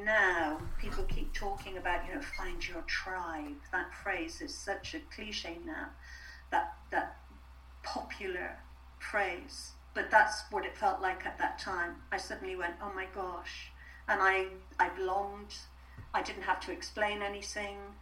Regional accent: Ireland; being Irish

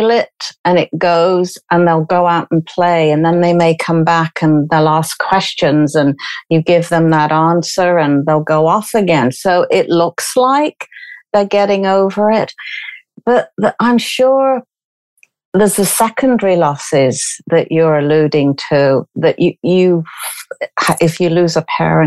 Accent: United Kingdom; being British

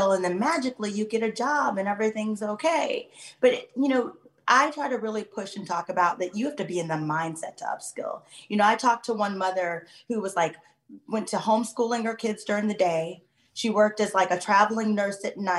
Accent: Midwest, United States; I was raised in the Midwest

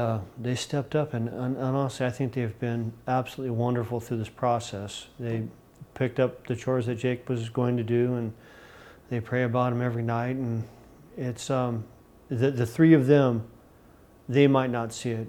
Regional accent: West Coast, United States; now in Virginia, United States; growing up on the West Coast

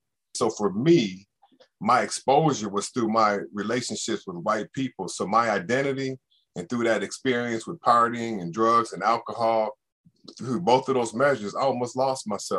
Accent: Evanston, Illinois, United States; like all those survival mechanisms that we had, that we developed growing up in Evanston, gives us an ability when we go out into the world to navigate and interact with all kind of people.

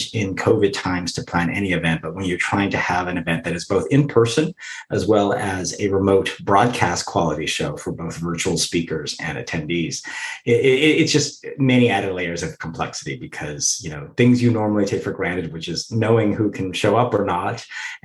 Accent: United States; As an American

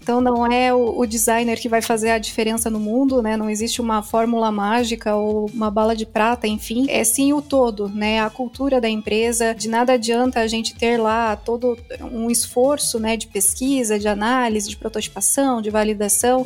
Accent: Joinville, Santa Catarina, Brazil; Eu sou aqui de Joinville

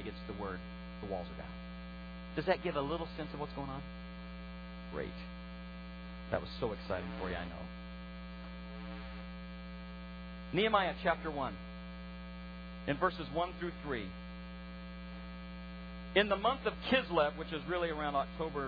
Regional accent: Baton Rouge, Louisiana, United States; now in New York, United States; I was born in Baton Rouge, Louisiana

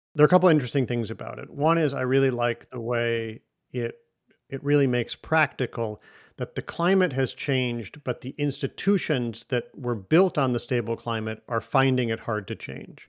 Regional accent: Michigan, United States; also born or lived in Russia / Germany / Chicago; now in Boston, United States; I live in Boston now. I grew up in Michigan. I have lived in Russia and in Germany and in some other places, in Chicago

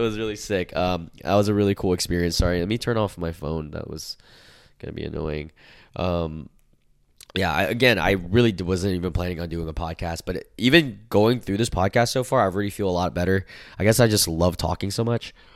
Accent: United States; the age that I grew up in America

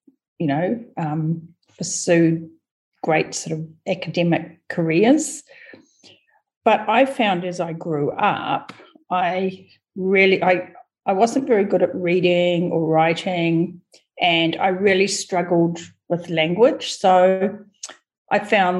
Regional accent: Kawerau, Bay of Plenty, New Zealand; New Zealand. A little town called Kawerau in the Bay of Plenty, New Zealand.

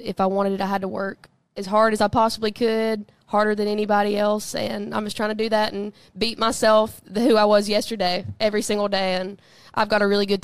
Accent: Southeast Tennessee, United States; growing up in Southeast Tennessee

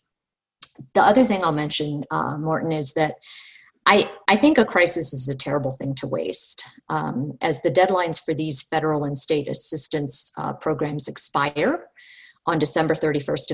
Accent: United States; I take pride in being an American

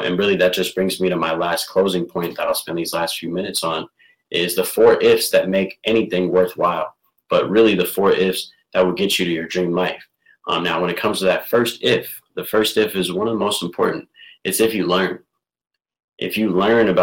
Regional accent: Burnsville, Minnesota, United States; I'm from Burnsville, Minnesota, an entrepreneur out here. I grew up, born and raised, Burnsville

